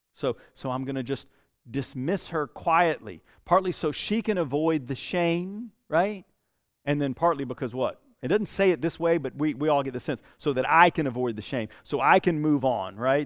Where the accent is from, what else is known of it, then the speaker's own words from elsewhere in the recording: Statesboro, Georgia, United States; also born or lived in Houston County, Georgia; I grew up in Statesboro. I mean, that's South Georgia.